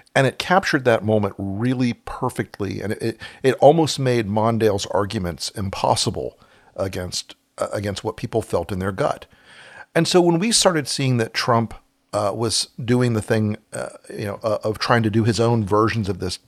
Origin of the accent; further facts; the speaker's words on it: Florida, United States; my home state is, is the most expensive place in America to campaign these days